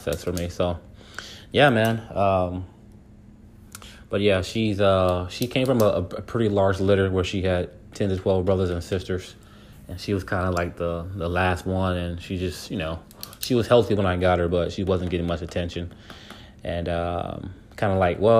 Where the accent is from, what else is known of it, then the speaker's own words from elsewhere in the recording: California, United States; also born or lived in Venus, Texas; now in Dallas, United States; I'm from California